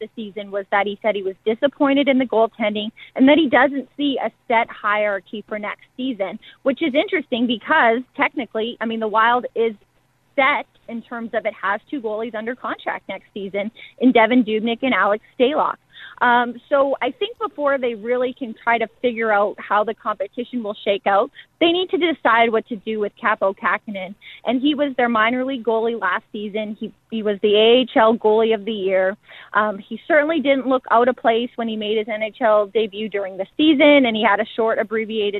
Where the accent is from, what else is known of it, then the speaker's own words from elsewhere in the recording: Edmonton, Alberta, Canada; I'm from Edmonton. This is where I had my introduction to the sport and where I fell in love with the game